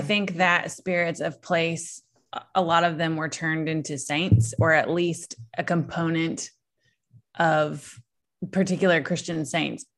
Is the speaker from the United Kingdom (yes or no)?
no; Southeast Virginia, United States; also born or lived in Smoky Mountains; I grew up, you know, I grew up in Southeast Virginia